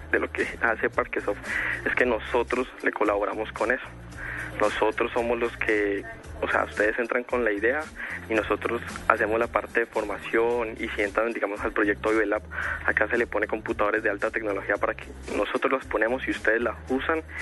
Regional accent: Valle del Cauca, Colombia; que somos del Valle del Cauca, estamos orgullosos

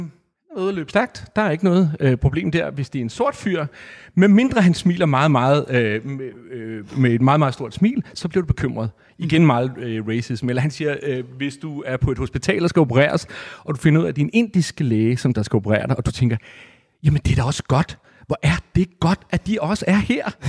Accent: Næstved, Zealand, Denmark; jeg er opvokset i Næstved

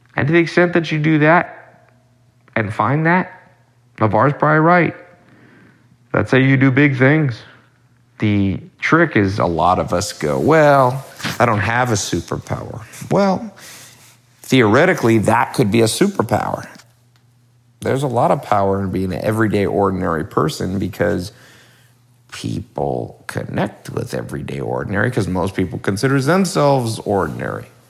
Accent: Long Beach, California, United States; now in Hollywood, United States; I was born in Los Angeles, but not the nice part, not the Hollywood, Beverly Hills part. I was born in Long Beach, and uh, when I was older, adult, I came to Hollywood

